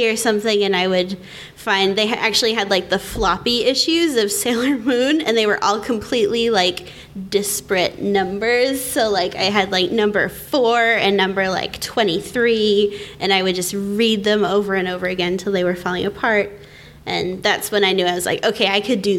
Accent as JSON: {"language": "English", "region": "Maine", "country": "United States", "also_born_or_lived": "Boston", "moved": "yes", "lives_now": "Perth, Australia", "said": "I come from Maine. And I've lived in Boston a bit, and these days I actually live in Perth, Australia."}